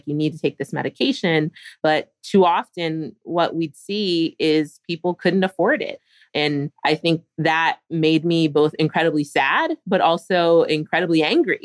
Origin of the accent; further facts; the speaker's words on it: Philadelphia, Pennsylvania, United States; I grew up in Philadelphia.